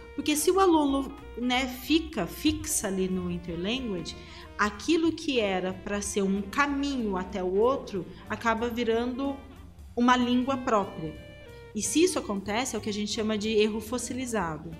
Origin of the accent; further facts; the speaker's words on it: Brazil; accent: Brazilian; eu sou brasileira e tenho sotaque brasileiro